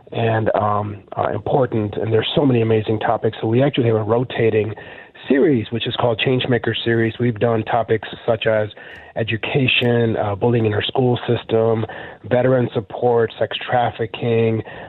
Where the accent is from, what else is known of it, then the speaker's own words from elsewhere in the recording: Mississippi, United States; I grew up in Mississippi